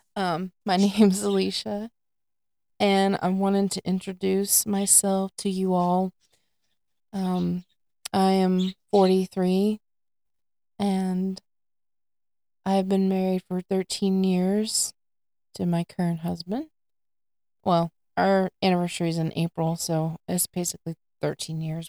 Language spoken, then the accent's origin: English; north of Houston, Southeast Texas, United States; also born or lived in Sandpoint, Idaho; I grew up in Southeast Texas, uh, just north of Houston area